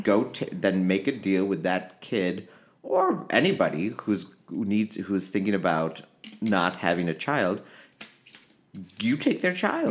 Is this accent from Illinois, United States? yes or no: yes; Naperville, Illinois, United States; moved away as an adult; also born or lived in Aurora, Illinois; now in Los Angeles, United States; growing up in Aurora and Naperville, Illinois